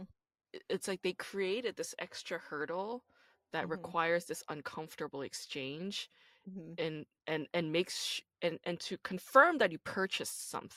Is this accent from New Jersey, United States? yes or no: no; New York City, New York, United States